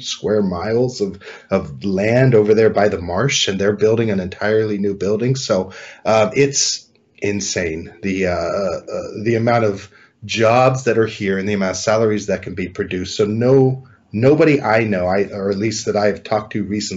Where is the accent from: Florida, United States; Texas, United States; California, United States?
California, United States; also born or lived in Colorado / China; I was born and raised here in California